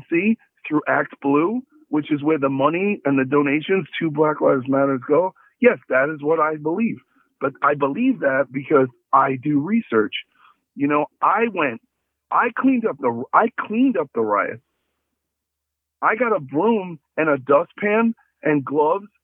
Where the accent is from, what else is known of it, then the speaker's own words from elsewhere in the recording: New York City, New York, United States; I grew up in Brooklyn, which is a mixed race city